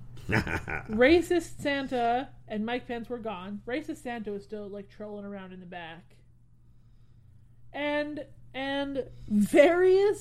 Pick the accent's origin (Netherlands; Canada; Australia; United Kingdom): Canada; now in California, United States; I'm Canadian